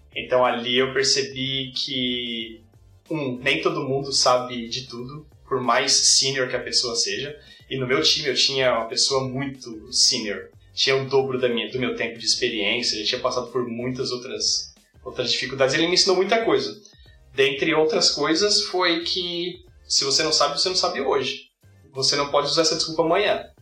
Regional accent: São Paulo, Brazil; moved away as an adult; now in Canada; eu sou de São Paulo, me mudei para o Canadá há sete anos atrás

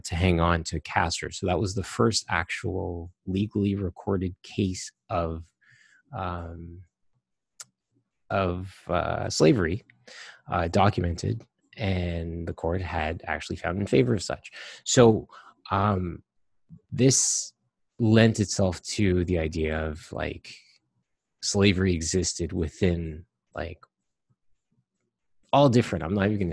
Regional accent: Trinidad & Tobago

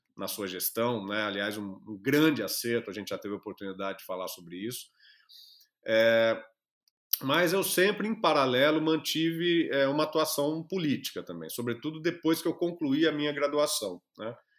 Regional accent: Jacarezinho, Paraná, Brazil; moved away as an adult; also born or lived in Araraquara; eu sou lá do interior do Paraná, de, já, vivi a minha infância e adolescência em Jacarezinho, lá do Paraná

